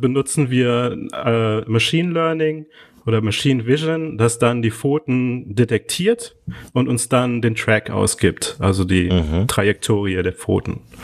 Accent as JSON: {"language": "German", "town": "Neuss", "region": "North Rhine-Westphalia", "country": "Germany", "tie": "born or raised there", "also_born_or_lived": "Cologne", "moved": "as an adult", "lives_now": "Lisbon, Portugal", "said": "ich bin ja gebürtig aus Neuss"}